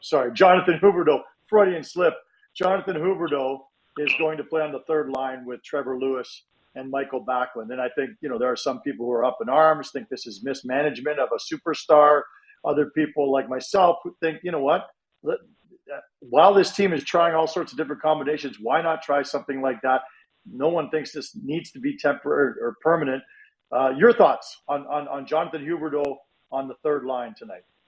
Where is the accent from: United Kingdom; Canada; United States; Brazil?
Canada; Toronto, Ontario; now in Calgary, Canada; when I was a kid growing up in Toronto